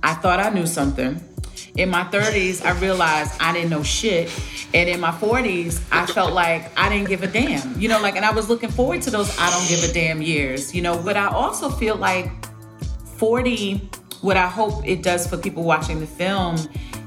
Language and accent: English; New York City, New York, United States; I grew up on New York cinema